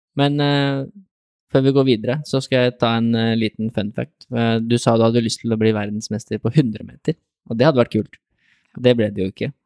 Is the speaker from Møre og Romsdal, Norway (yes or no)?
no; Lier, Buskerud, Norway; Jeg er fra Lier